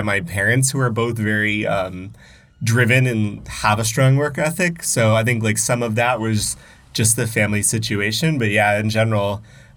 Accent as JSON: {"language": "English", "region": "South Florida", "country": "United States", "tie": "born or raised there", "also_born_or_lived": "Gainesville, Florida", "moved": "yes", "said": "I grew up in South Florida"}